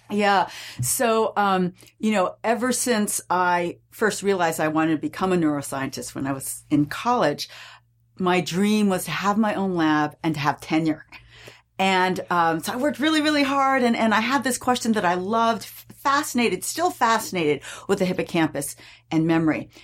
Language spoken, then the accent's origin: English; California, United States; I grew up in California